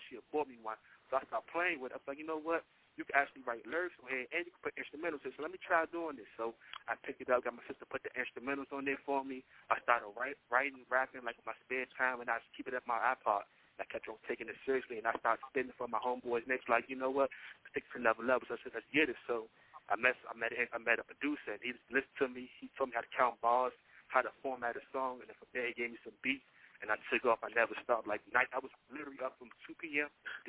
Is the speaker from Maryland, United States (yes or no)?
yes; D.C., Maryland, United States; now in Miami, United States; I'm from Maryland, D.C., but based out of Miami.